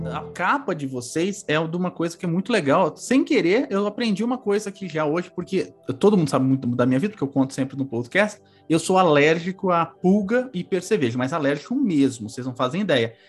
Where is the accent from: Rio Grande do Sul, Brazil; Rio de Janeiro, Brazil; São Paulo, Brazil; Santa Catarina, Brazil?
São Paulo, Brazil; a casa que eu morava no Carandiru, que eu cresci em São Paulo